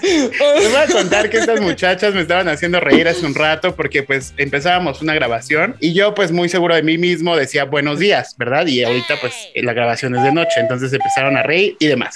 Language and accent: Spanish; Mexico; somos mexicanos